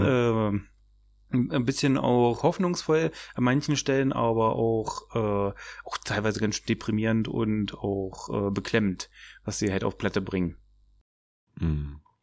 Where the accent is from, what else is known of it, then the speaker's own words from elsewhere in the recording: Germany; now in Magdeburg, Germany; ich komme aus dem Dorf mit 600 Einwohnern, wohne jetzt aber Magdeburg